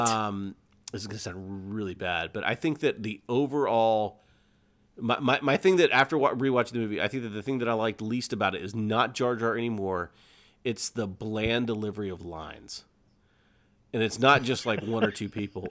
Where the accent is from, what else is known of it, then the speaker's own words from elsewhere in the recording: Lawrenceville, United States; I grew up in the Lawrenceville area